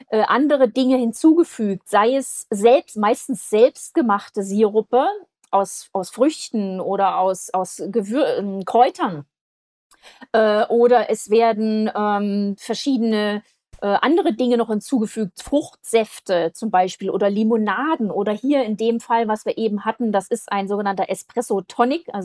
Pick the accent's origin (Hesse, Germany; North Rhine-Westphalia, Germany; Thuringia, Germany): Thuringia, Germany; Also ich bin aufgewachsen in Thüringen in meiner Familie mit dem sonntäglichen oder am Wochenende Kaffee und Kuchen nachmittags.